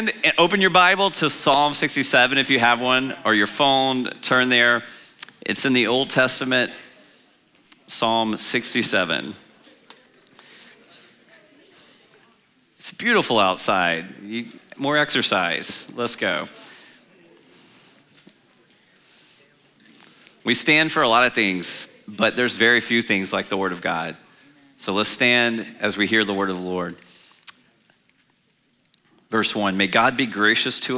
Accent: Louisiana, United States; also born or lived in China; I'm from Louisiana

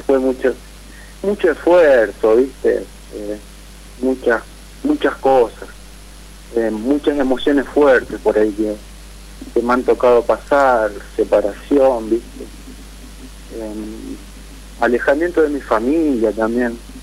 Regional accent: Santa Fe, Argentina; de Santa Fe

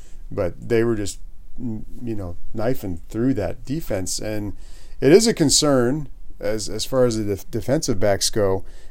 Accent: East Coast, United States; moved away; Even growing up on the East Coast, I did not ever visit Pittsburgh.

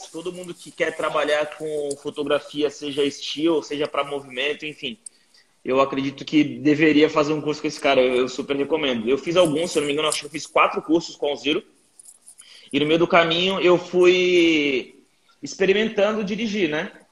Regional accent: Guarujá, São Paulo, Brazil; now in São Paulo, Brazil; anos, sou do Guarujá, litoral de São Paulo. Uh, cresci numa quebrada chamada Vila Santo Antônio, e quando eu tinha 18 anos, minha mãe faleceu e deixou uma grana para mim.

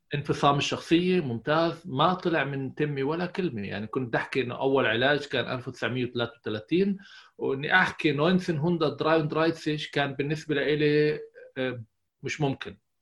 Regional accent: Tayibe, Central District, Israel; moved away as an adult; now in Germany; إحنا جايين من قرية اللي هي كلياتها تقريبا آه، ناس اللي فلاحين كانوا يعني جد وجد

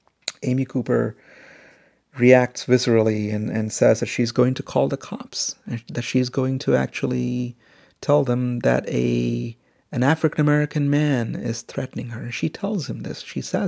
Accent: India; also born or lived in Middle East; And in fact, how I grew up in India and in the Middle East in the 80s, all around me were stories of anti-black racism.

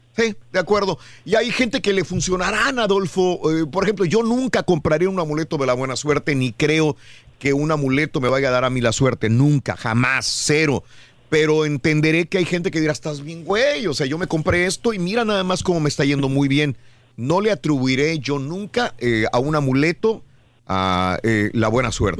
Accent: Matamoros, Tamaulipas, Mexico; moved away; Si yo me hubiera quedado en Matamoros, Tamaulipas, de donde soy originario

